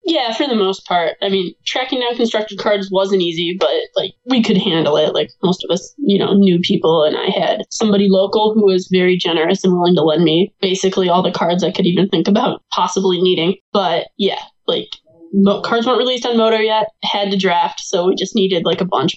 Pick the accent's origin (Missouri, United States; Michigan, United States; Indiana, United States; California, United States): Michigan, United States; I grew up here in the, Michigan area, like right where I am right now